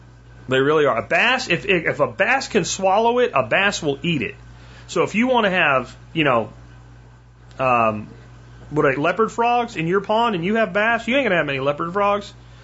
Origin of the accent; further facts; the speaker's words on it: Pennsylvania, United States; And when I grew up in Pennsylvania, they're called sunnies.